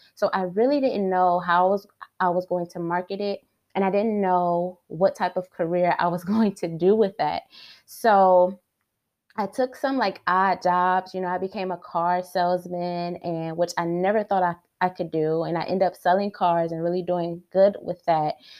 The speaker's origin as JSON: {"language": "English", "town": "Detroit", "region": "Michigan", "country": "United States", "tie": "born or raised there", "said": "I was born and raised in Detroit."}